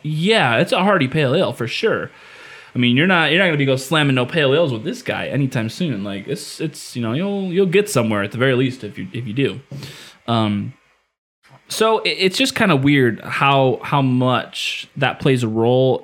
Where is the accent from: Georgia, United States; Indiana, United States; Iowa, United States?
Indiana, United States; moved away; I'm from Indiana